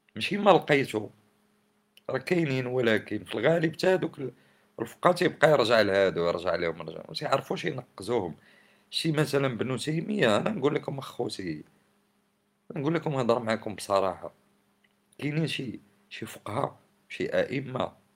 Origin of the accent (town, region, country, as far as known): Morocco